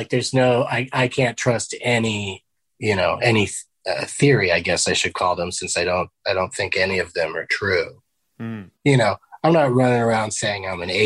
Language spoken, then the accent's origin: English; San Diego, California, United States; Middle class, Southern California, San Diego